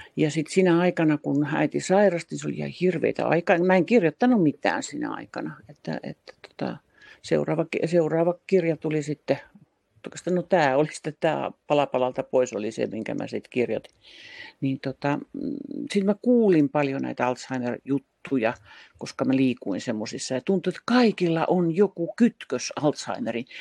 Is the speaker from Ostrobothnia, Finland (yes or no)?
no; Tampere, Pirkanmaa, Finland; also born or lived in Helsinki; Muutin Helsingistä takaisin Tampereelle. Tämä on mun kotikaupunkini ja mä olin 12 vuotta välillä Helsingissä töissä